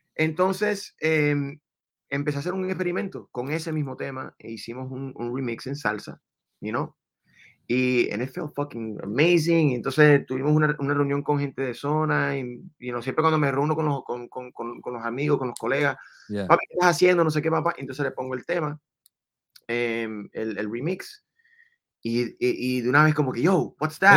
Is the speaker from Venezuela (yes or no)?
yes; Venezuela; now in Miami, United States; yo sí nací en Venezuela, mamá colombiana, papá dominicano.